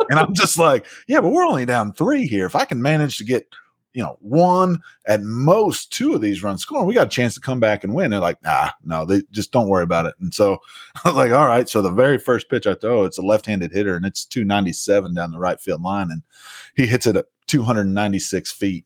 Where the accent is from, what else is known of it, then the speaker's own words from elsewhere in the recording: Southern Illinois, United States; now in Hattiesburg, United States; I grew up in Southern Illinois